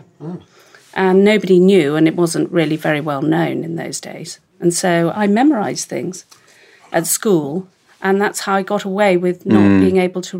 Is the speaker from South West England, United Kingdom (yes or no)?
no; London, United Kingdom; Well, I was brought up in Chelsea. My parents built their own house just off Cheyne Walk.